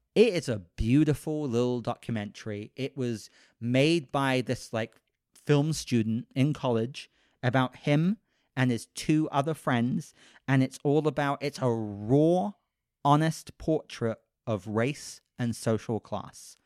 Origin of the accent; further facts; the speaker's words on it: United Kingdom; moved away; I'm British, so I didn't grow up with Mister Rogers